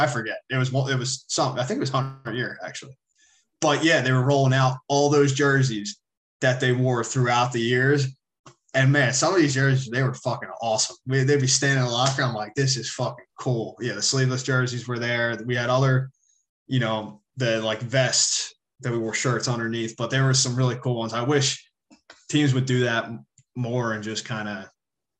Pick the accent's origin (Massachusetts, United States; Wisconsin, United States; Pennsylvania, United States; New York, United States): Pennsylvania, United States; Philadelphia; I'm from Philly